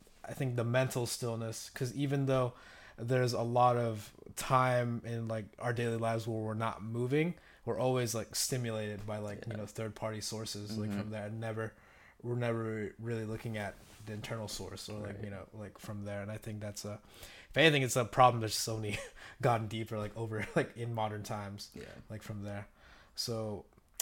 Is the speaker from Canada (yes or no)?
no; Philippines; I'm actually Filipino